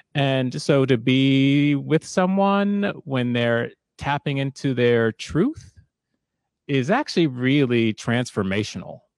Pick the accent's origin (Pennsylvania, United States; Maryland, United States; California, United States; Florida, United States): Maryland, United States; Silver Spring; moved away as an adult; also born or lived in Maine; now in Seattle, United States; I grew up in Maryland, and I wound up going to college in Maine